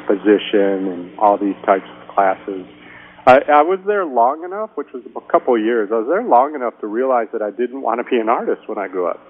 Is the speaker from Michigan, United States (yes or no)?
yes; Saugatuck, Michigan, United States; now in Houston, United States; I grew up in Saugatuck, which is a kind of an art community